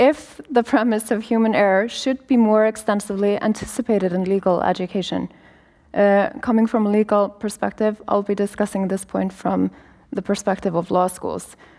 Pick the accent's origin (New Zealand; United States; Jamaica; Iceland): Iceland; I'm a lawyer from Iceland.